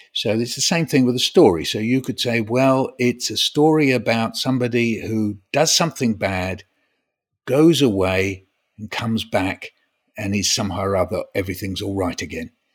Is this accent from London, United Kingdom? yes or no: yes; London, United Kingdom; I was born in North London. And where am I living now? North London.